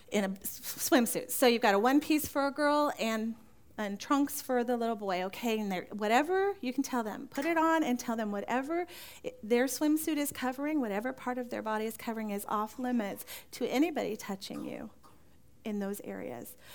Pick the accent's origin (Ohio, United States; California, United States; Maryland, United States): California, United States; Now, growing up in California, Beth and I both grew up in California. We didn't know each other there